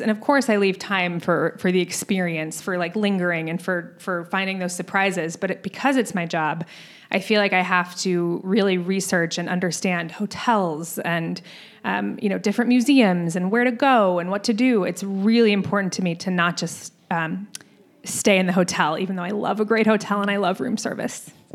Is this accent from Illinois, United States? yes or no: no; Scottsdale, Arizona, United States; moved away; I grew up in Scottsdale